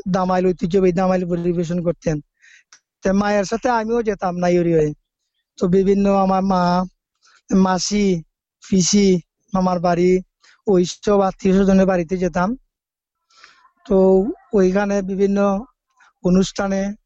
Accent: Sreemangal, Sylhet Division, Bangladesh; আমার বাড়ি বাংলাদেশের সিলেট বিভাগের মৌলভীবাজার জেলার শ্রীমঙ্গল উপজেলার রোস্তমপুর গ্রামে

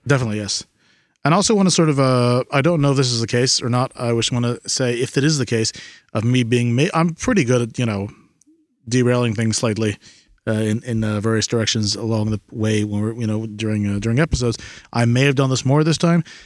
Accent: United States; As an American

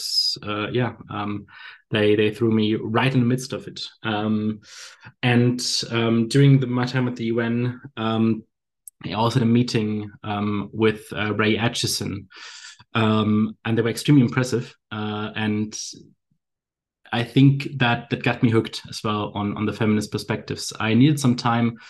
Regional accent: Bremen, Germany; moved away as an adult; also born or lived in southern Germany / London; now in Hamburg, Germany; I'm born and raised in northern Germany. For those that are experts on the region, it's called Bremen.

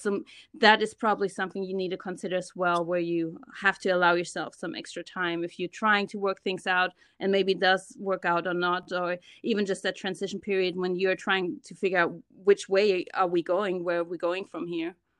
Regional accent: Germany; moved away as an adult; now in United States; I was born and raised in Germany. I'm a German Ghanaian, so my mom is German, my dad is from Ghana, and I moved to the States about ten years ago

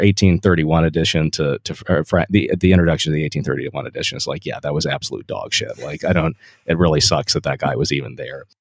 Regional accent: Delaware, United States; I'm from Delaware

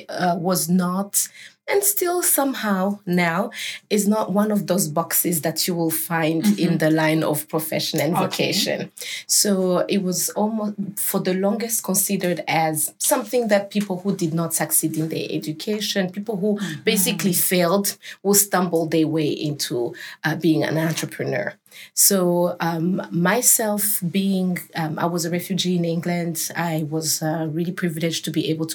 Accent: Burundi; I'm from Burundi

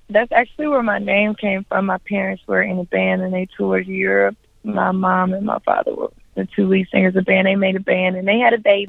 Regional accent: Memphis, Tennessee, United States; I grew up in Westwood, a little bit closer towards Mississippi, but yeah, I grew up in Westwood.

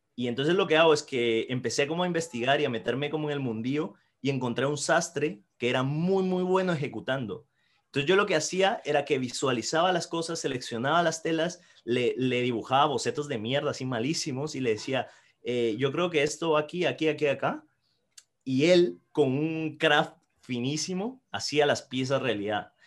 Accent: Guatemala; now in Madrid, Spain; soy guatemalteco y trabajo como copy en David, Madrid

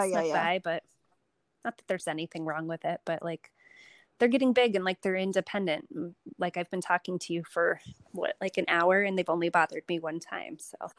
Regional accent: West Coast, United States; also born or lived in Chicago; now in New York, United States; Right. I grew up on the West

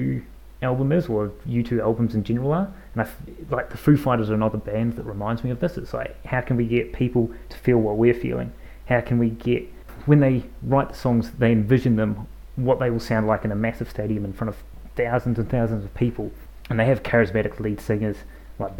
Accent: New Zealand; accent: New Zealand; my New Zealand accent

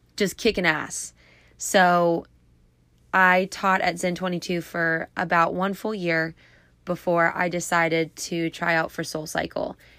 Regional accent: Clearwater, Florida, United States; now in Tampa, United States; I was actually born here. I was born in Clearwater.

